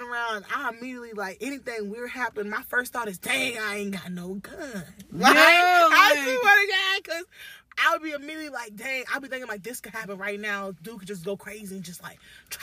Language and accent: English; United States; I am from America